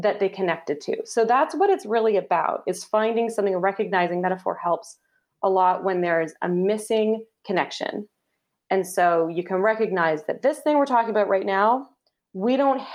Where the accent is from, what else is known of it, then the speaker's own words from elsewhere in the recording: Canada; Canadian, I'm a Canadian